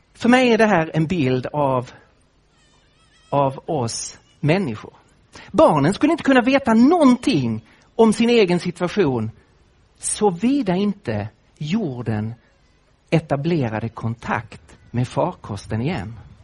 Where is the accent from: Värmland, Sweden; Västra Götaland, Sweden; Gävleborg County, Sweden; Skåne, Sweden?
Skåne, Sweden; Lund; accent: Scanian; now in Nacka, Sweden; jag bor nu med min familj i Nacka, öster om Stockholm, men jag kommer ju från Skåne, från Lund.